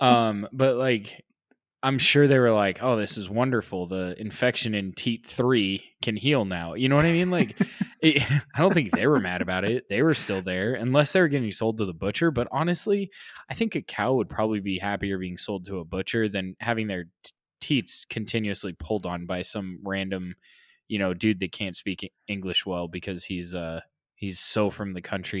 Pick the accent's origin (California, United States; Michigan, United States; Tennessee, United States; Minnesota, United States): California, United States; I'm a Californian